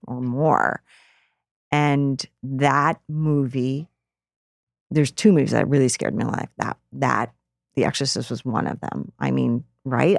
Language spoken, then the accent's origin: English; Rutland, Vermont, United States; the downtown area where I grew up in Rutland, Vermont.